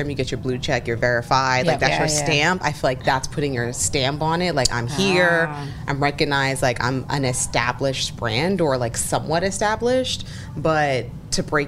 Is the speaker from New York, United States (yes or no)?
yes; New York, United States; I'm from New York